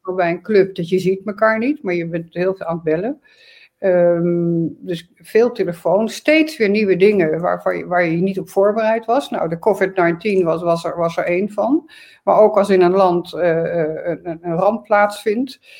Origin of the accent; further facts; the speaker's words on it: Arnhem, Gelderland, Netherlands; also born or lived in Groningen; ik ben in Arnhem geboren, heb in Groningen gestudeerd.